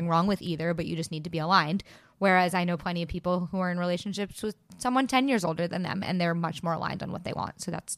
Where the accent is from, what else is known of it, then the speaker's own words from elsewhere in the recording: New York City, New York, United States; especially we're two girls from New York City and things are expensive.